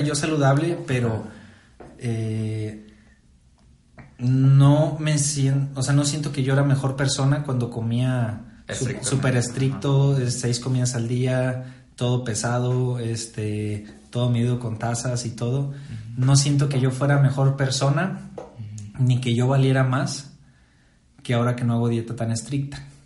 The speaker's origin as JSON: {"language": "Spanish", "town": "Saltillo", "region": "Coahuila", "country": "Mexico", "also_born_or_lived": "Morelia", "said": "soy de Saltillo, Coahuila, México."}